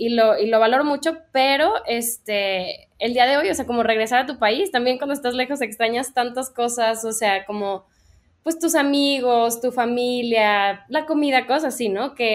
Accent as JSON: {"language": "Spanish", "town": "Guadalajara", "region": "Jalisco", "country": "Mexico", "also_born_or_lived": "London", "moved": "as an adult", "said": "soy una diseñadora mexicana, soy de aquí de Guadalajara Em, hice mi carrera en Londres, estuve seis años allá"}